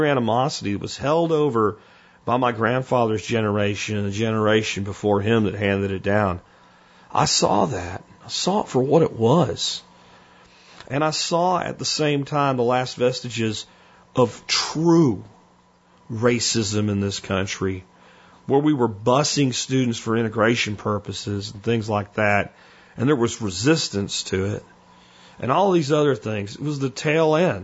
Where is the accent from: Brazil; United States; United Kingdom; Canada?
United States; Florida; accent: Florida; also born or lived in Pennsylvania; I moved from Pennsylvania to Florida with my family. My grandfather and his friends in Pennsylvania would always tell me, quote, "You're down there with them damn rebels." And the kids that I went to school with would sometimes call me a damn Yankee until I picked up a Florida accent